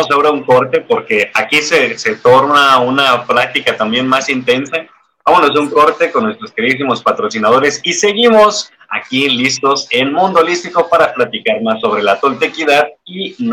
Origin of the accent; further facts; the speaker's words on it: Mexico; me parece genial el hecho de descubrir la toltequidad y nuestra identidad como, como mexicanos a través de estas prácticas